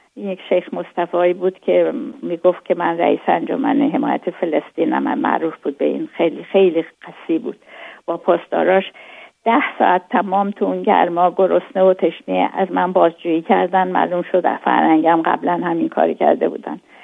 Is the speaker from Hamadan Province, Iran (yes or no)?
yes; Hamadan, Hamadan Province, Iran; born or raised there; moved away; also born or lived in Karaj / Tehran